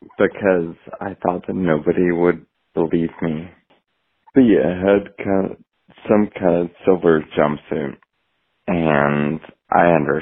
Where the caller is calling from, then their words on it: Portland, Oregon, United States; I'm calling from Portland, Oregon.